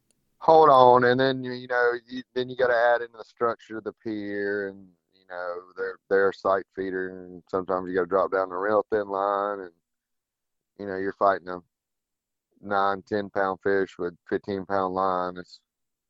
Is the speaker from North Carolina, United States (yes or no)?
no; South Florida, United States; now in Fort Morgan, United States; Growing up in South Florida too, my mom's family down there